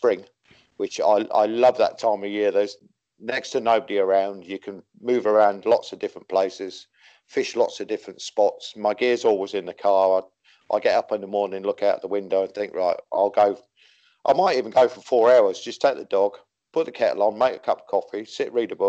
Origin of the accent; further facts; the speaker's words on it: Wakefield, Yorkshire and the Humber, United Kingdom; also born or lived in Chesham, Buckinghamshire / Biggleswade; now in Caspe, Spain; my neighbour took me and used to take me to a little place in Wakefield. I'm a Yorkshireman